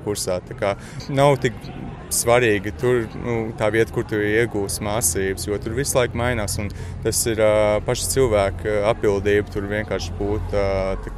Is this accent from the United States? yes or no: no; Australia; moved away as an adult; now in Latvia; es esmu dzimis Austrālijā, tā kā mm -hmm. man vienmēr būs saiknes ar Austrāliju. Un es nu, tur mācos